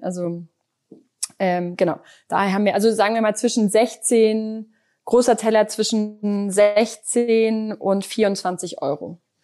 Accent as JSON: {"language": "German", "town": "Düsseldorf", "region": "North Rhine-Westphalia", "country": "Germany", "tie": "born or raised there", "said": "ich bin gebürt, gebürtige Düsseldorferin"}